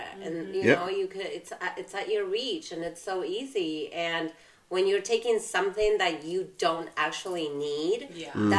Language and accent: English; Argentina; moved away as an adult; now in United States; I'm originally from Argentina, and maybe because when I left, I was 18